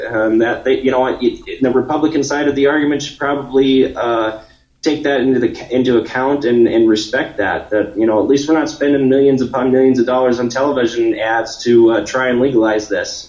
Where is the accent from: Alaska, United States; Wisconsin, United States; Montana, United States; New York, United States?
Montana, United States; my home state